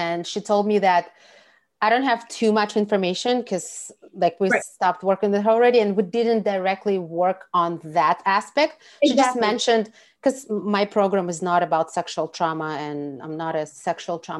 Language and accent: English; Russia; I'm from Russia